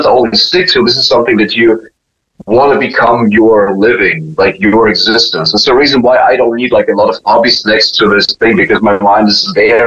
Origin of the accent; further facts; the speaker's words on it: Germany; moved away; when I was raised in Germany